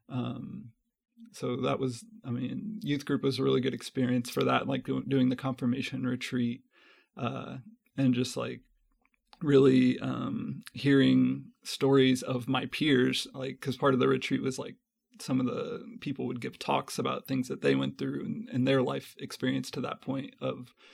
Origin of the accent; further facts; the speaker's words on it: Belton, Missouri, United States; also born or lived in Kansas City; I was born and raised here in Kansas City, grew up in Belton, Missouri